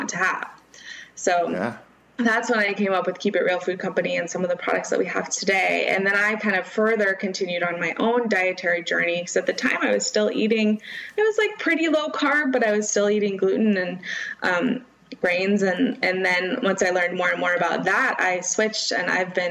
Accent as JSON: {"language": "English", "area": "Bay Area", "region": "California", "country": "United States", "tie": "born or raised there", "said": "I grew up in the Bay Area"}